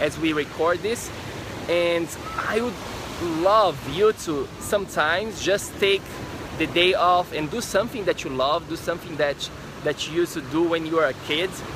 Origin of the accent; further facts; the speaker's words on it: Florianópolis, Santa Catarina, Brazil; moved away; I am from Brazil. I am from a city in Brazil called Florianópolis